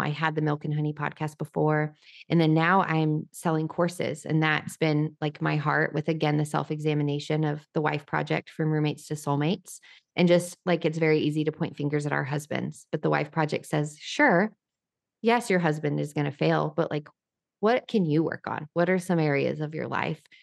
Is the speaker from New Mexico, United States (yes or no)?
yes; New Mexico, United States; now in Nashville, United States; I'm from New Mexico